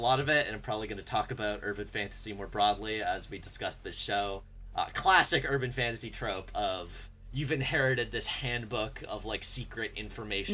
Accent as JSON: {"language": "English", "country": "Canada", "said": "I'm Canadian"}